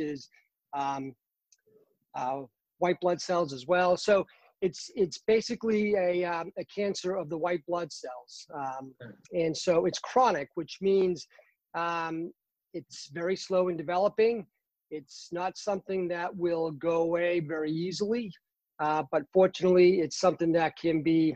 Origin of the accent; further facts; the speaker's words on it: Boston, Massachusetts, United States; now in North Carolina, United States; I'm originally from Boston, Massachusetts. Very proud of my Boston heritage.